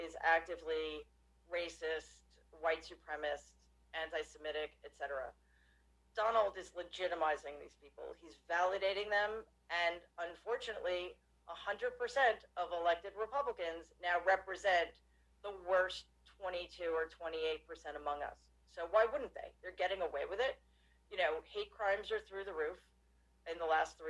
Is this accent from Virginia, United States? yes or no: no; New York City, New York, United States; I grew up in Jamaica, Queens, not Jamaica Estates